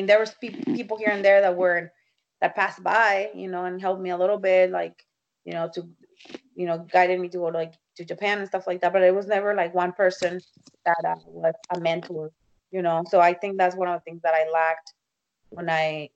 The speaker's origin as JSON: {"language": "English", "town": "Tijuana", "region": "Baja California", "country": "Mexico", "tie": "born or raised there", "also_born_or_lived": "Texas", "moved": "yes", "lives_now": "United States", "said": "I'm from Mexico. I was born and raised in Tijuana"}